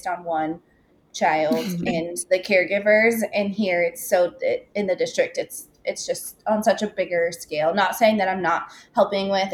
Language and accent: English; New Mexico, United States; I tell people I'm from New Mexico